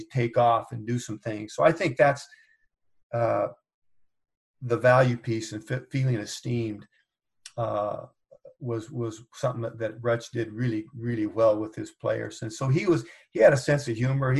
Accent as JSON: {"language": "English", "town": "Corvallis", "region": "Oregon", "country": "United States", "tie": "born or raised there", "said": "it was a great time to grow up in Corvallis."}